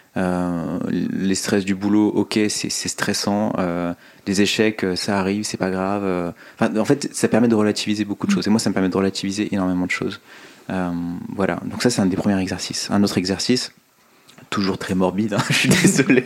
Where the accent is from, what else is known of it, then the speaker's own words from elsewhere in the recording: Oyonnax, Auvergne-Rhône-Alpes, France; also born or lived in Lyon; Je suis né à Lyon, j'ai grandi euh, principalement à Oyonnax